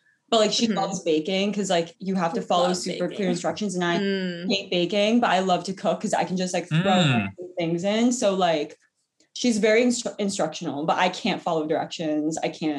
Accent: New Jersey, United States; I'm 20. I'm from New Jersey and I'm a current junior at NYU Gallatin.

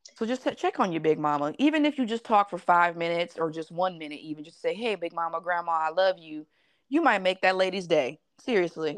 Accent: Las Vegas, Nevada, United States; I was born and raised mm-hmm. in Las Vegas

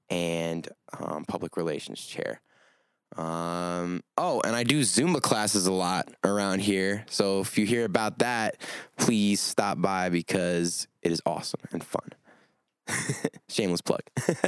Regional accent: Little Falls, New Jersey, United States; also born or lived in Belo Horizonte, Brazil; I come from Little Falls, New Jersey, but I consider myself raised between Belo Horizonte, Brazil, and here

